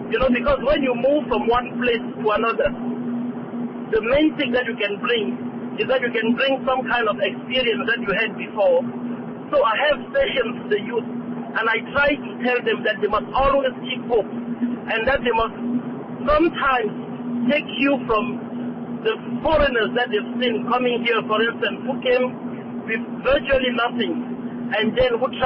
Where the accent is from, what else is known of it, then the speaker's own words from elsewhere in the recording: Cameroon; moved away as an adult; now in Port Elizabeth, South Africa; I'm also from Cameroon. I'm a medical doctor in, uh, in Port Elizabeth